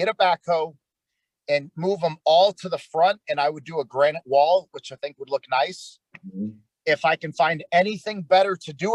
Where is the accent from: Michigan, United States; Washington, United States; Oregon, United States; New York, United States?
Michigan, United States; Detroit; moved away as an adult; also born or lived in North Dakota; now in Texas, United States; I grew up in Detroit, Michigan. When I was 18, I joined the United States Air Force. They sent me down here to Texas.